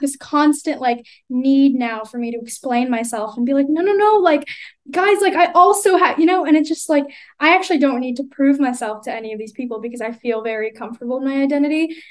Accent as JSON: {"language": "English", "country": "United States", "tie": "born or raised there", "accent": "American", "said": "I was born here"}